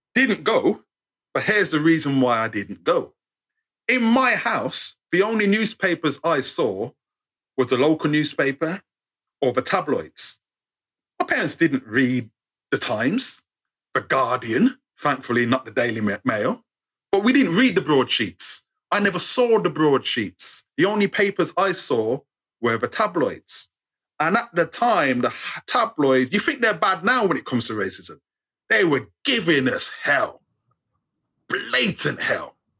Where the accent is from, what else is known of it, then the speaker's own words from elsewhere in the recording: England, United Kingdom; accent: English; being brought up in England